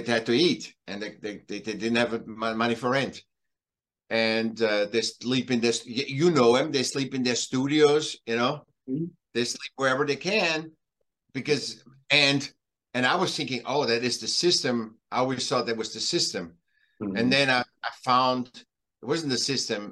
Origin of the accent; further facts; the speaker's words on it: Vienna, Austria; moved away; I'm from Vienna, originally born in Vienna, in Austria, okay. Europe, and then I came here